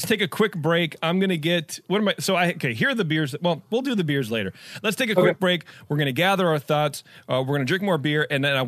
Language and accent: English; Livermore, California, United States; also born or lived in Concord; now in Oakley, United States; I'm from Livermore. I grew up in the area